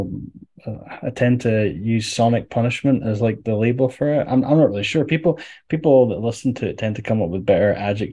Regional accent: Edinburgh, Scotland, United Kingdom; I'm from Edinburgh. I live in Edinburgh in Scotland

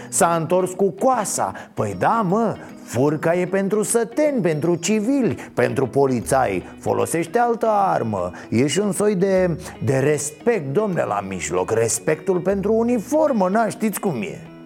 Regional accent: Romania; ne place nouă românilor

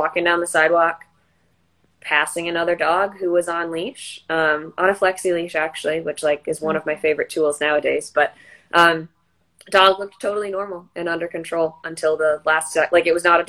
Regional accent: Wisconsin, United States; moved away; from a county shelter up in Wisconsin. It was my hometown shelter

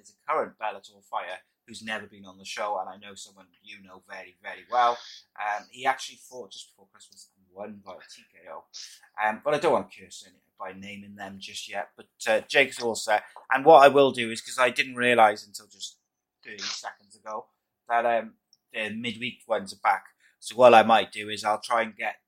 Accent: United Kingdom; as a Brit

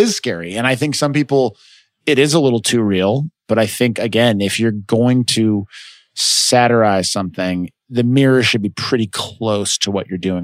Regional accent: United States; also born or lived in Chicago, Illinois / Los Angeles, California; I grew up in Chicago

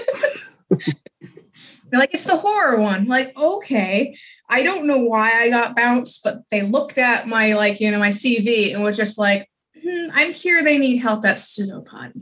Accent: Fall River, Massachusetts, United States; born or raised there

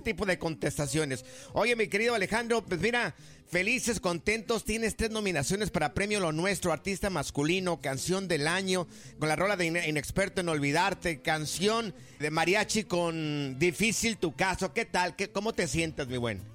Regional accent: Guadalajara, Jalisco, Mexico; moved away; Guanatos, mi tierra querida

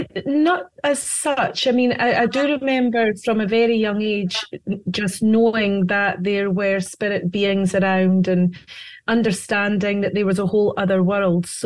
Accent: Scotland, United Kingdom; now in United States; Yes, I am. Yes, as you can hear by my accent.

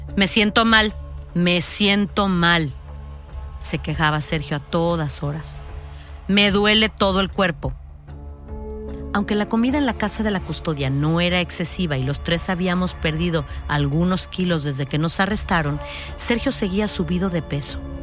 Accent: Mexico; en mi país, que es México

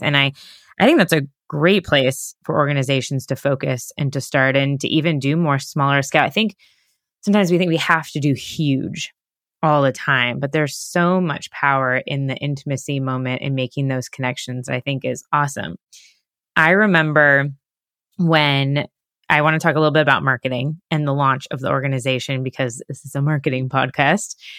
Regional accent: Sarasota, Florida, United States; I'm from Sarasota, Florida

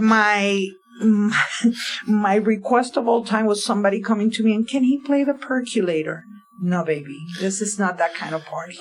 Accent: Bayamón, Puerto Rico; moved away as an adult; now in Philadelphia, United States; I grew up in Bayamón, Puerto Rico.

